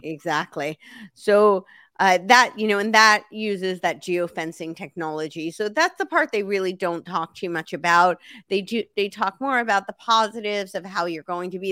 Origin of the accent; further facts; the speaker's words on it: New York, United States; moved away as an adult; also born or lived in Santa Monica, Los Angeles / the South; I lived in New York City for a long time, and I grew up right outside New York City